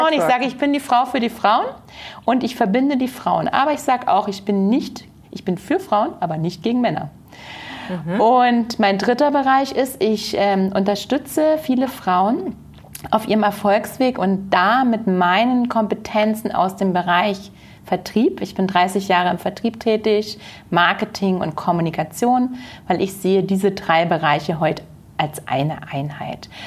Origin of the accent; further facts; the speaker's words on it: near Hoyerswerda, Saxony, Germany; moved away as an adult; now in Munich, Germany; in einer kleinen Stadt mit 4000 Einwohnern in der Nähe von Hoyerswerda